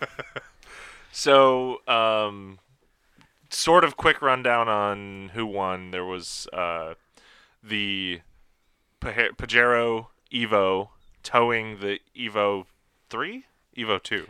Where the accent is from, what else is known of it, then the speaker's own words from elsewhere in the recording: Hickory Corners, Michigan, United States; I grew up in Hickory Corners, Michigan, which is right down the street from the Gilmore Car Museum.